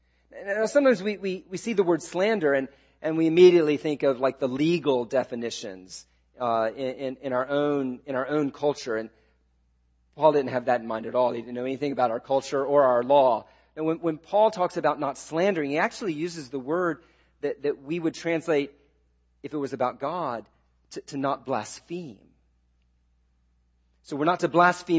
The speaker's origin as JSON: {"language": "English", "region": "the South", "country": "United States", "tie": "born or raised there", "said": "I'm a Southerner. I grew up in the South"}